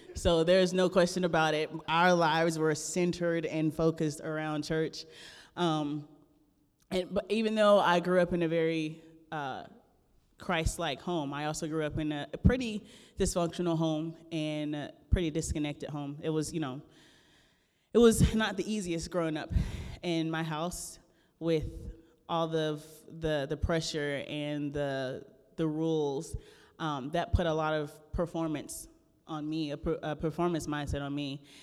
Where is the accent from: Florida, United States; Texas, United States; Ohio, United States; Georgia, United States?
Florida, United States; the Everglades, South; I'm originally from the Everglades of South Florida